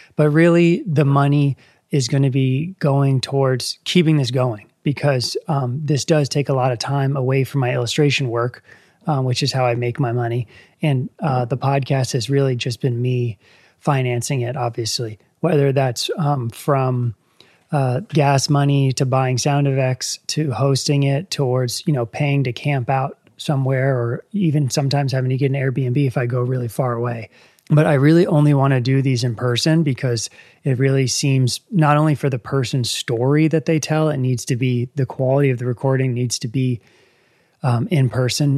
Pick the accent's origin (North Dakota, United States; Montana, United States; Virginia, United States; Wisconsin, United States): Virginia, United States; Northern; moved away as an adult; now in West Virginia, United States; I grew up in Northern Virginia, which is crowded suburbs